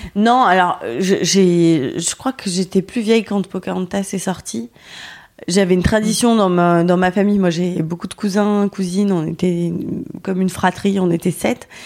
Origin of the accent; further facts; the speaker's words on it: Lyon, Auvergne-Rhône-Alpes, France; moved away as an adult; now in Paris, France; je suis partie de Lyon pour vivre à Paris